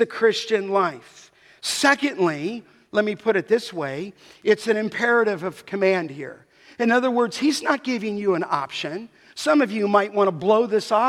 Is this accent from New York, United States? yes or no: no; Los Angeles, California, United States; growing up in the San Fernando Valley